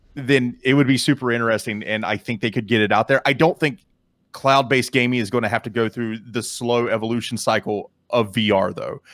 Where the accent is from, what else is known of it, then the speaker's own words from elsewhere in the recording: Canada; me being from, from Canada